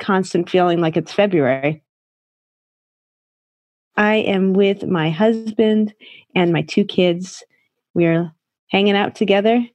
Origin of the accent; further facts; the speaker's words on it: United States; now in Shanghai, China; I am American. I've been living in China for 17 years. I'm in Shanghai